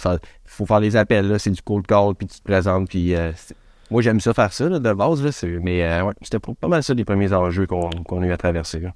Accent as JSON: {"language": "French", "town": "Quebec City", "region": "Quebec", "country": "Canada", "said": "on vient de Québec."}